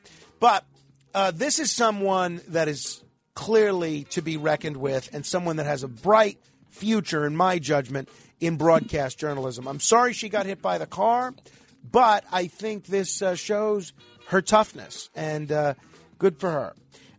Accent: New York City, New York, United States; Growing up in New York City, I realized how impactful my role as a police officer would go in this chaotic city of about 10 million people.

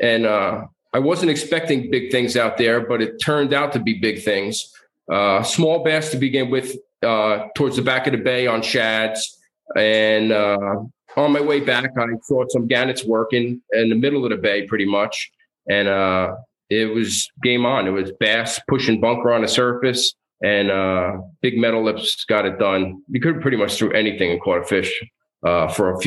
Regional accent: Bayonne, New Jersey, United States; I grew up in Bayonne, New Jersey

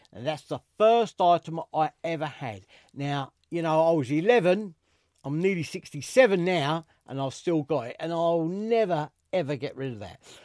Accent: London, United Kingdom; accent: East End; as you can probably tell from my accent, I'm a proper East Ender. I was born in the East End

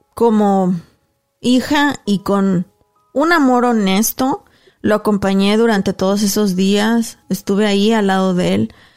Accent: Mexico; moved away as an adult; Cuando llegué a Paso el Alto, de donde somos originarios

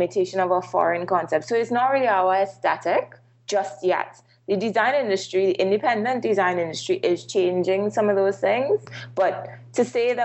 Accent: Trinidad & Tobago

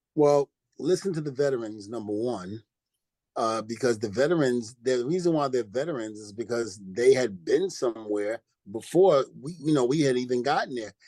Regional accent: New York City, New York, United States; also born or lived in New Rochelle, New York; I grew up in New Rochelle. Even though I'm from Brooklyn, New York, I spent a little time in New Rochelle, New York

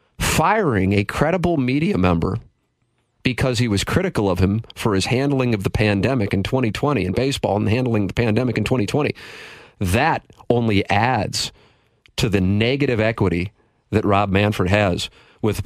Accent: St. Louis, Missouri, United States; I grew up in South City

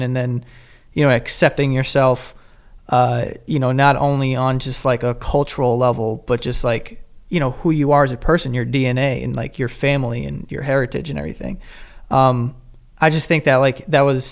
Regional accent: New York City, New York, United States; I grew up in Queens

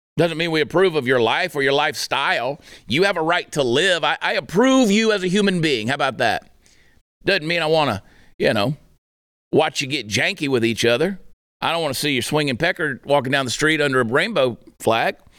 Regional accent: Georgia, United States; moved away as an adult; now in Fort Worth, United States; I grew up in Georgia

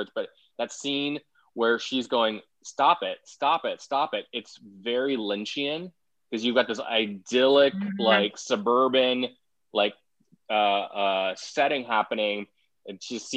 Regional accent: India; moved away; I'm an immigrant myself. Growing up in India

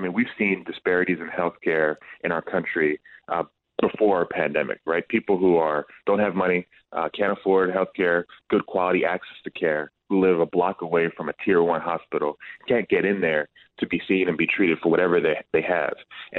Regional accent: New Jersey, United States; I'm from Jersey, St. Joe's Metuchen.

